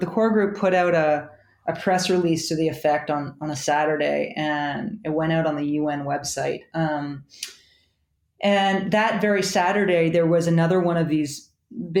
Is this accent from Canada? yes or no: yes; Canada; I'm Canadian. I work for the Times, but I'm Canadian.